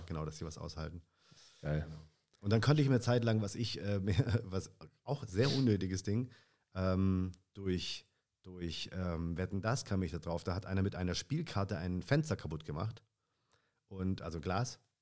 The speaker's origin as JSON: {"language": "German", "area": "Swabia", "region": "Baden-Württemberg", "country": "Germany", "also_born_or_lived": "Stuttgart", "moved": "yes", "lives_now": "Berlin, Germany", "said": "Ich bin ja ursprünglich aus dem Süden Deutschlands."}